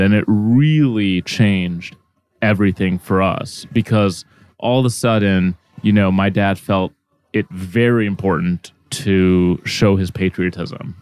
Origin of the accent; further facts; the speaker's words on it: Minneapolis, Minnesota, United States; first language Arabic; English is a second language; also born or lived in Egypt; I was pretty sheltered in growing up in the Midwest